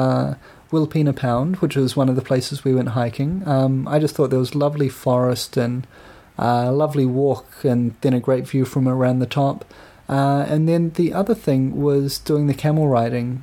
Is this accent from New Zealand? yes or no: yes; New Zealand; I'm from New Zealand where there are no dangerous or poisonous insects or reptiles